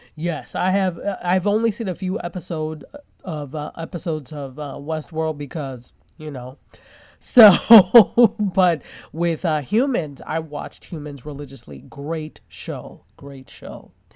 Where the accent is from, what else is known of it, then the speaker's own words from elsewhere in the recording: New York, United States; I love New York. I'm a New Yorker